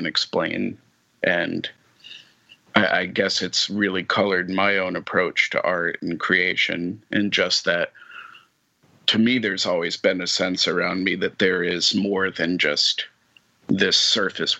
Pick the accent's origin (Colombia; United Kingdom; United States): United States; New England; now in Memphis, United States; I grew up in New England and now I'm in a very different, you know, historical context where I live now, being in Memphis